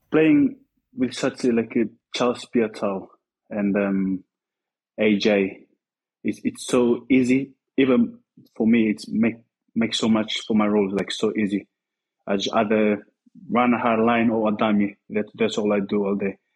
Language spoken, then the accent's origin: English; Fiji; moved away as an adult; now in Bristol, United Kingdom; we growing up back home, I mean, in the village